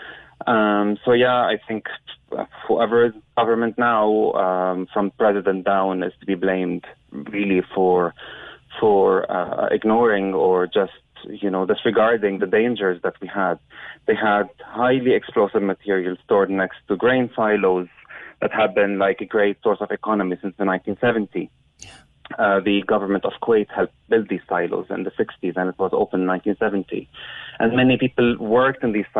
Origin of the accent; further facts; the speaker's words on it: Beirut, Beirut Governorate, Lebanon; moved away as an adult; also born or lived in Ireland; now in Cork, Ireland; I grew up in Beirut and I moved to Ireland in 2014.